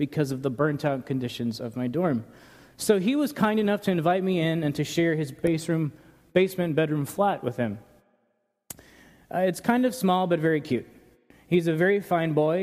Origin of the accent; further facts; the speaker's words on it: New York, United States; now in Paso Robles, United States; Growing up in New York, we would drive for hours at a time to go to one place